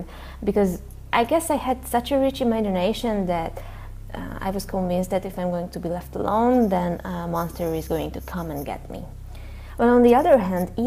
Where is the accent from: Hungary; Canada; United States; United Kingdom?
Hungary; I'm from Hungary.